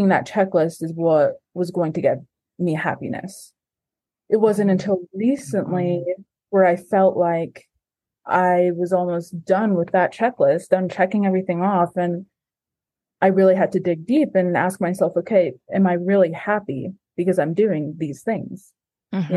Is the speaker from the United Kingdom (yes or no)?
no; American Samoa; now in Provo, United States; I am from American Samoa, but I currently live in Provo, Utah.